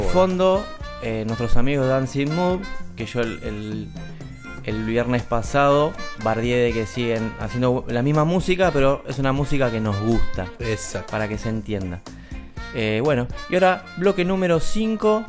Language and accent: Spanish; Argentina; los argentinos que nos enojamos por todo